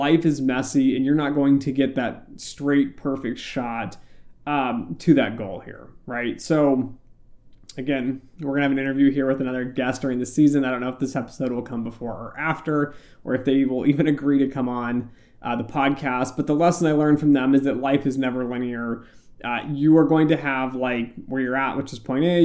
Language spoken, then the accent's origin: English; United States; I'm from the US